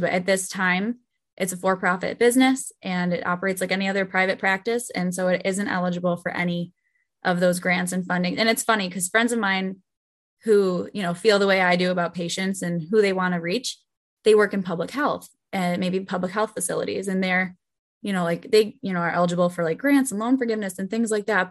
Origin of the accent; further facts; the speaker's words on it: Buffalo, New York, United States; I am from Buffalo.